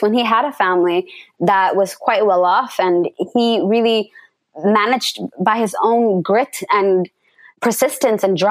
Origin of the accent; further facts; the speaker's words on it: Canada; moved away as an adult; also born or lived in Mogadishu, Somalia / Dadaab, Kenya; now in Somalia; we got asylum in Canada, where I spent the majority of my life until 2010, when I moved back to Somalia